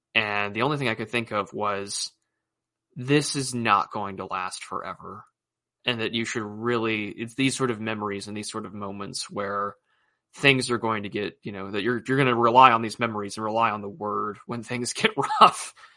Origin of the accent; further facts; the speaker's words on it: United States; as an American